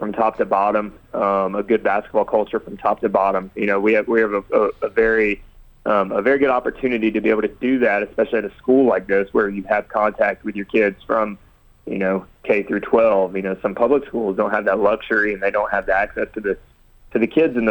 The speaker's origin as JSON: {"language": "English", "town": "Huntsville", "region": "Alabama", "country": "United States", "tie": "born or raised there", "said": "I grew up in Huntsville, Alabama"}